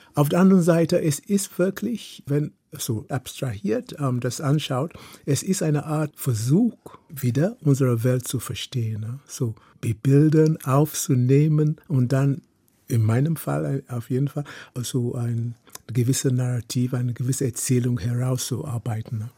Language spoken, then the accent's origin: German; Lagos, Nigeria; German is a second language; moved away as an adult; also born or lived in Oxford, England / Heidelberg, Germany; now in Germany; ich bin in Lagos groß geworden